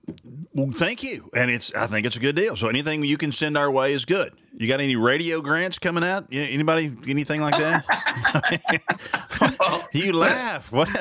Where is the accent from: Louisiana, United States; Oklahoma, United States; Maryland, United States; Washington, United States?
Oklahoma, United States; we're both from Oklahoma.